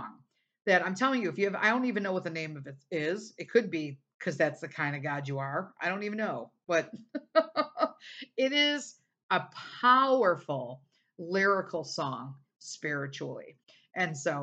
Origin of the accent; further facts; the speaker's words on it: United States; being an American